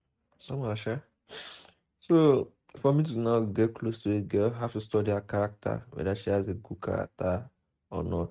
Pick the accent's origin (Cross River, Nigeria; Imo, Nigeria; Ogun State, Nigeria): Ogun State, Nigeria; Ijebu-Ode; from Ijebu-Ode